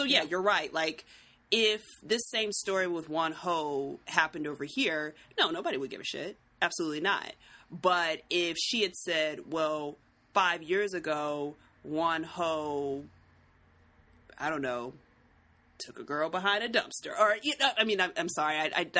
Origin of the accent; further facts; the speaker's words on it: United States; as an American